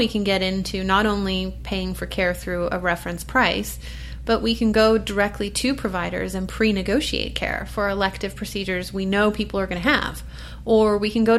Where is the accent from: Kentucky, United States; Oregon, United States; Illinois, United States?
Oregon, United States; Portland; I'm from Portland, Oregon. That's where I live